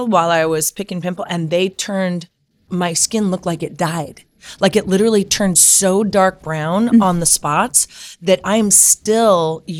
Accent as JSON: {"language": "English", "region": "California", "country": "United States", "tie": "born or raised there", "also_born_or_lived": "New York", "said": "I was born and raised here in California. So I moved to New York for 10 years."}